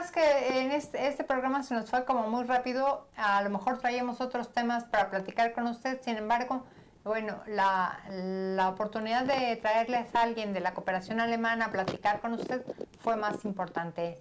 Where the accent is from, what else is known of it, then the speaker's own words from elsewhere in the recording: Veracruz, Mexico; now in Puebla, Mexico; yo en lo personal no soy de Puebla, soy de Veracruz, sin embargo ya vine a Puebla, ya me quedé, ya tengo mi familia aquí